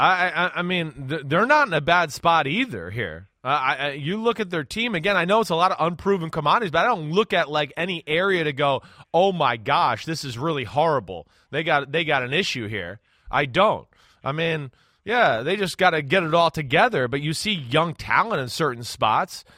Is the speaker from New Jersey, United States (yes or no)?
yes; New Jersey, United States; I'm from New Jersey like Kyrie Irving.